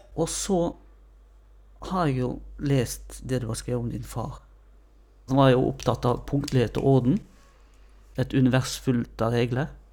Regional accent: Odda, Vestland, Norway; Jeg kommer jo fra Odda. Plassen der jeg vokste opp, så jeg kan alle steinene

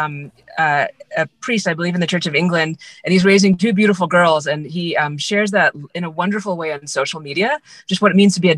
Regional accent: India; moved away; I'm an Indian as well.

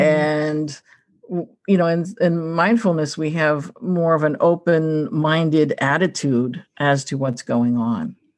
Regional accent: Pittsburgh, Pennsylvania, United States; I'm from Pittsburgh

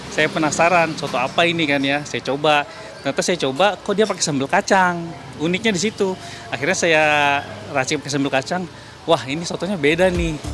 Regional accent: Tasikmalaya, West Java, Indonesia; saya kan bukan asli sini, saya asli Tasik

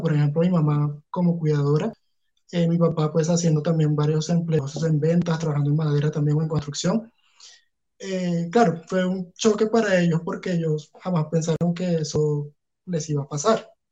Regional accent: Punto Fijo, Falcón, Venezuela; now in Bogotá, Colombia; yo salí de Punto Fijo con mi papá

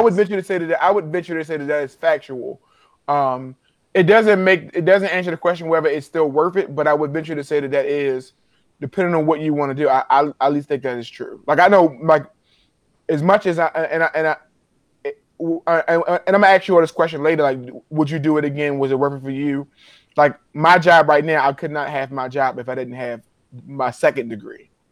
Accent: Baltimore, Maryland, United States; I'm from Baltimore. Everybody who I knew I know was going to Morgan

